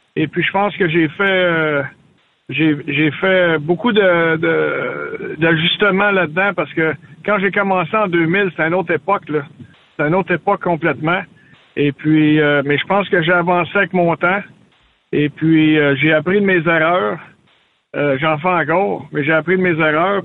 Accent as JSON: {"language": "French", "town": "Gatineau", "region": "Quebec", "country": "Canada", "said": "je suis de Gatineau"}